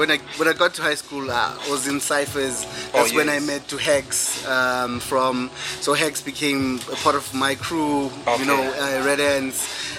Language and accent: English; East Rand, Gauteng, South Africa